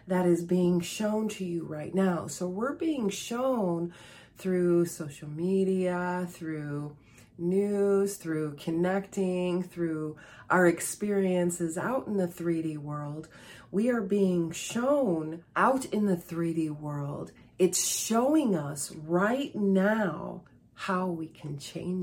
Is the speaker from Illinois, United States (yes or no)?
yes; Chicago, Illinois, United States; I was born and raised in Chicago, and I live about 65 miles or 100 kilometers northwest of Chicago